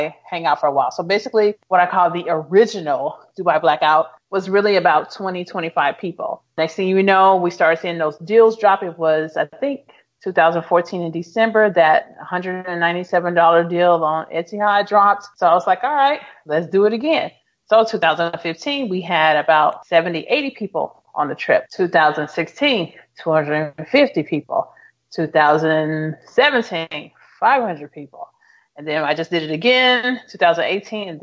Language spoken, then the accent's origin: English; Memphis, Tennessee, United States; moved away; also born or lived in St. Louis, Missouri; at the time I was living in St. Louis, Missouri, but I'm originally from Memphis, Tennessee.